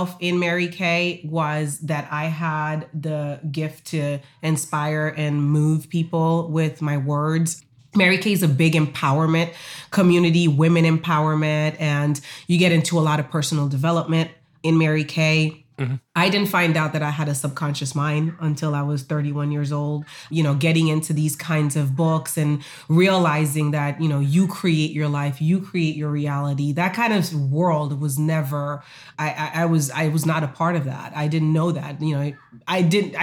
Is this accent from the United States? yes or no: no; Haiti; moved away; I told you I'm from Haiti